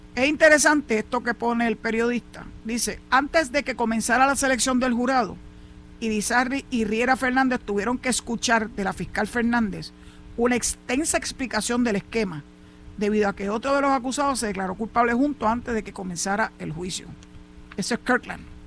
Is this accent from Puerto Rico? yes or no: yes; Puerto Rico; como boricuas que somos